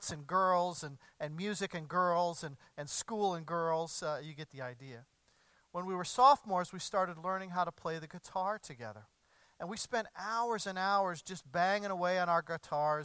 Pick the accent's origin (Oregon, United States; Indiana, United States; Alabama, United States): Indiana, United States; Evansville; moved away; my hometown of Evansville, Indiana